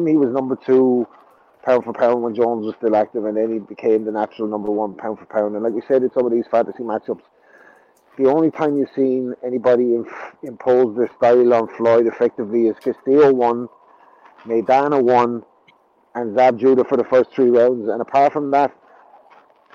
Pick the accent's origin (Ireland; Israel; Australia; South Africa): Ireland; I'm Irish